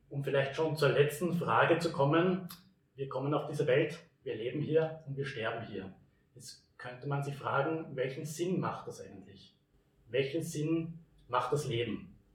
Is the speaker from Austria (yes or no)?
yes; Herzogenburg, Lower Austria, Austria; würde jetzt nicht sehr glaubhaft wirken, wenn ich als Herzogenburger Werbung für Herzogenburg mache. Wie könntest du meine Heimat beschreiben, weil du bist ja doch des Öfteren auch bei uns im Dreisental?